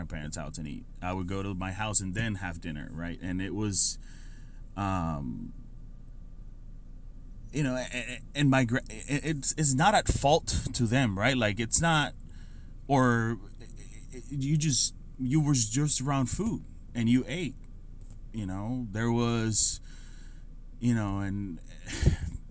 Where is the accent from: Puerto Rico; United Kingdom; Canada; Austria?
Puerto Rico; San Sebastián; moved away as an adult; also born or lived in San Francisco, California / Amelia Island, Florida; I grew up in Puerto Rico, born and raised in Puerto Rico